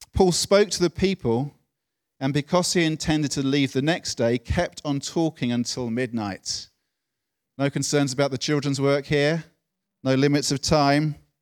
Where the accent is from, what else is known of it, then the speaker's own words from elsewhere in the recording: United Kingdom; being British